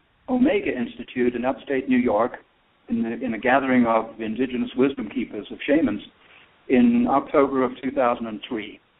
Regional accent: South Africa; moved away as an adult; also born or lived in United Kingdom / Santa Cruz, California; now in United States; Yeah, so I'm British. I grew up in South Africa, moved there when I was a young child. Got to grow up in this truly amazing country called South Africa

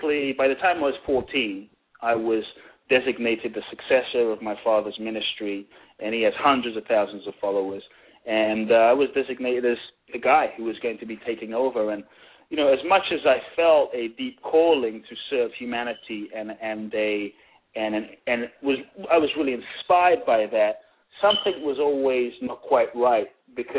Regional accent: London, United Kingdom; born or raised there; also born or lived in Ghana

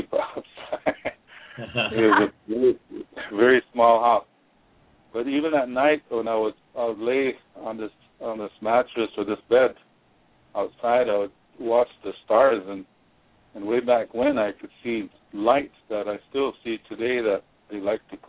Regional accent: Yankton, South Dakota, United States; I grew up there in Yankton along the river, the Missouri River, and that's the place I called my home

